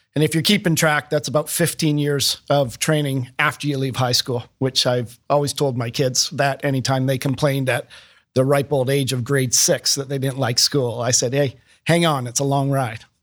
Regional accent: Toronto, Ontario, Canada; moved away as an adult; now in Columbus, United States; born in Canada, uh, around Toronto. And that's where, uh, I grew up

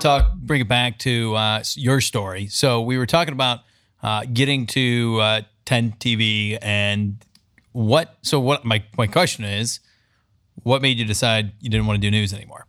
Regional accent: San Diego, California, United States; now in Columbus, United States; Grew up in San Diego

